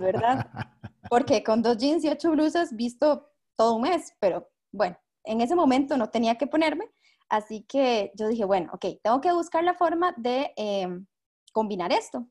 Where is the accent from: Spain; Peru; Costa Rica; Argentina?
Costa Rica; tengo 25 años, soy de Costa Rica